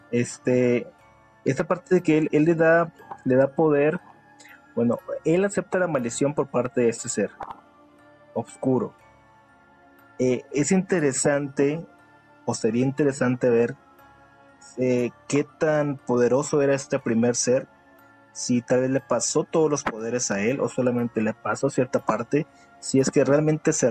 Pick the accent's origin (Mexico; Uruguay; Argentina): Uruguay; soy de Uruguay.